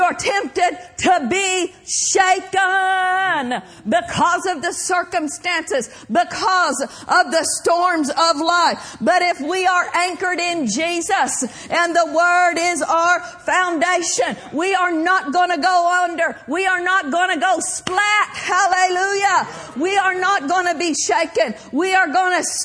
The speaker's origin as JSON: {"language": "English", "region": "Oklahoma", "country": "United States", "tie": "born or raised there", "said": "I grew up in Oklahoma, and that where we lived was considered Tornado Alley"}